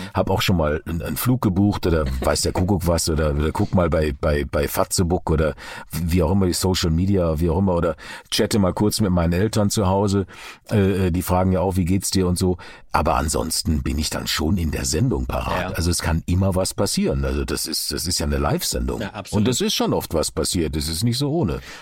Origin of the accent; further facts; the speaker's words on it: Duisburg, North Rhine-Westphalia, Germany; moved away; also born or lived in Karlsruhe; Wir sind beide in Duisburg geboren, äh, äh, Kinder des Ruhrgebiets.